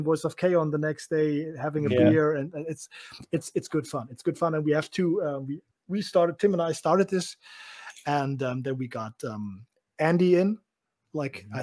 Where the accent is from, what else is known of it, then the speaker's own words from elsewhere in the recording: Germany; English is a second language; as a German person